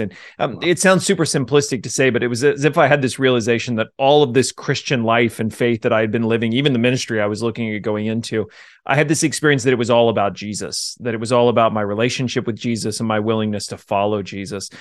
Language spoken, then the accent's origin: English; Jefferson City, Missouri, United States; also born or lived in Ozark, Missouri; I grew up in Jefferson City, the capital